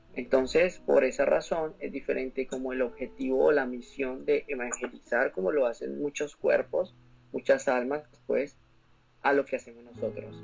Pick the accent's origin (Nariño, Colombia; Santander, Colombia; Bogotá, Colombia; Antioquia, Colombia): Bogotá, Colombia; now in Orlando, United States; soy de la ciudad de Bogotá, Colombia, y eh, resido en estos momentos en Orlando, Florida